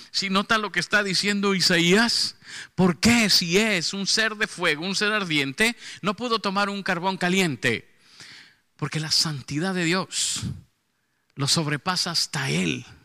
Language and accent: Spanish; Mexico City, Mexico; accent: norteño; now in Monterrey, Mexico; no, no, soy chilango, pero ya parezco de acá.